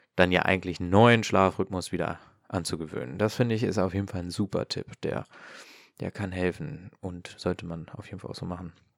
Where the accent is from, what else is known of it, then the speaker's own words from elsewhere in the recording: Hanover, Lower Saxony, Germany; Ich komme jetzt ja ähm, aus äh, Norddeutschland, aus Hannover